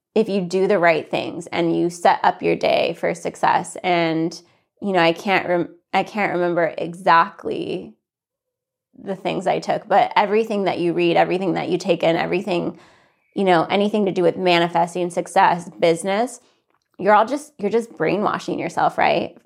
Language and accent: English; Santa Fe, New Mexico, United States; also born or lived in California; I grew up most of my life in, in Santa Fe